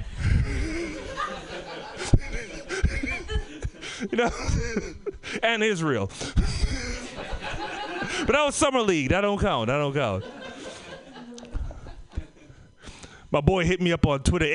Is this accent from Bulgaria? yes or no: no; Trinidad & Tobago; moved away; also born or lived in Oakland / Bay Area; I came from the Caribbean. By from the Caribbean, Trinidad and Tobago.